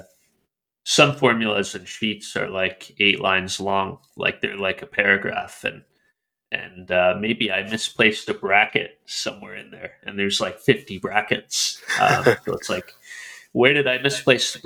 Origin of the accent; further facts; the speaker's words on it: Calgary, Alberta, Canada; in Calgary, in my hometown